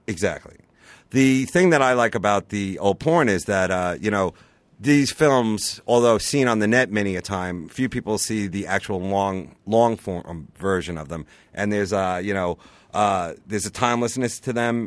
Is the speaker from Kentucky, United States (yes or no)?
no; Long Island, New York, United States; I grew up on Long Island.